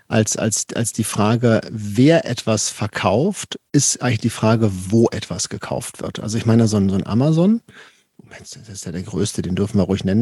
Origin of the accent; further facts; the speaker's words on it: Paderborn, North Rhine-Westphalia, Germany; ich komme aus Paderborn, wenn ich jetzt meinem Paderborner Endverbraucher beibringe